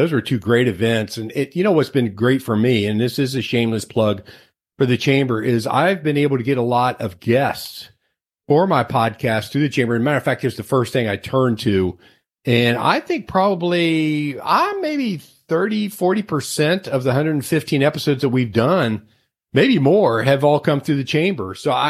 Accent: Cincinnati, Ohio, United States; moved away; one of my hometown shows, which was WKRP in Cincinnati

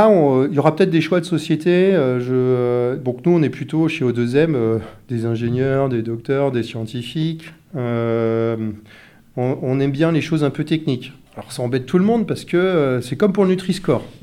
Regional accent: Brittany, France; Je euh, je vois pas, euh, on est breton nous

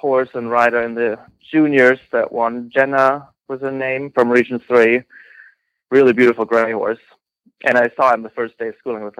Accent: Texas, United States; I'm from Texas

